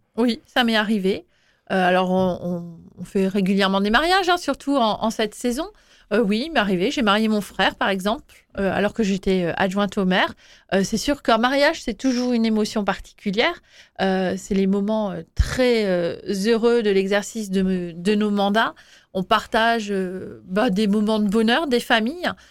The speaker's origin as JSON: {"language": "French", "town": "Schiltigheim", "region": "Grand Est", "country": "France", "tie": "born or raised there", "said": "Je suis née à Schiltigheim"}